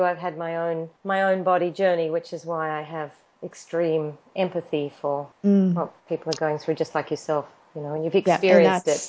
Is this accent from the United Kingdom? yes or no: no; Australia; accent: Australian; now in Los Angeles, United States; And it's much better Meg spells it than I do because my Australian accent.